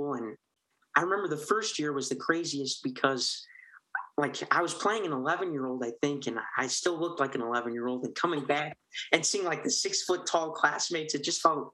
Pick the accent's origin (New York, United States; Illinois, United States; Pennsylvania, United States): Illinois, United States; Park Ridge; I grew up in Park Ridge and I went to preschool at St. Andrews